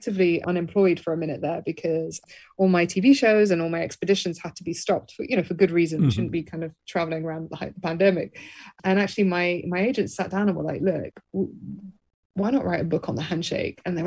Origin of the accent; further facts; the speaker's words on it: Birmingham, West Midlands, United Kingdom; I was raised in Birmingham, England